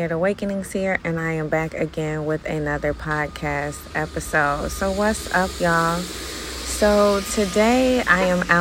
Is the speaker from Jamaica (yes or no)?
yes; Jamaica; okay, so I'm Jamaican, so I can do what I want to.